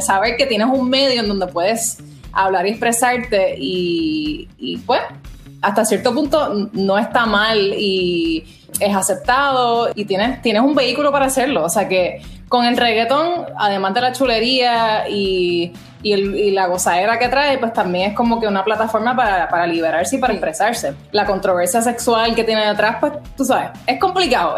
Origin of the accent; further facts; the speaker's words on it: Puerto Rico; moved away as an adult; now in New York, United States; boricua de pura cepa, nací y criada